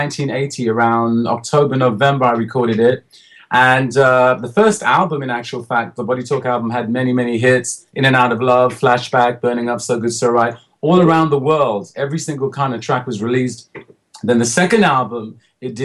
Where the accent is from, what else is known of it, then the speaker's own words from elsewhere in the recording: London, United Kingdom; also born or lived in New York, United States; I was born here. I was born in Hackney. Which is it's an area in London